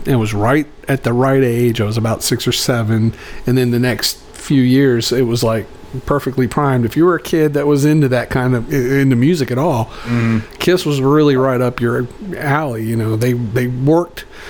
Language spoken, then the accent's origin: English; Roanoke, Virginia, United States; moved away; I'm originally from Roanoke, Virginia